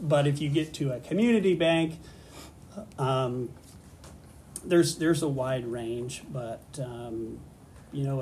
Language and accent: English; Halstead, Kansas, United States; I was born and raised in Halstead and went to school just where you all are going to school.